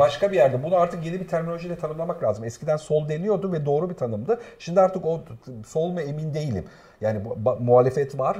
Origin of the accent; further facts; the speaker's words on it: Black Sea Region, Turkey; bir Karadenizli olarak